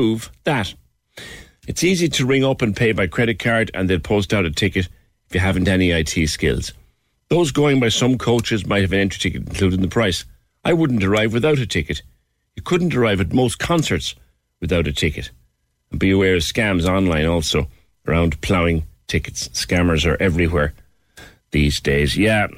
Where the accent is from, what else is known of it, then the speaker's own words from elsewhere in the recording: Ireland; Being Irish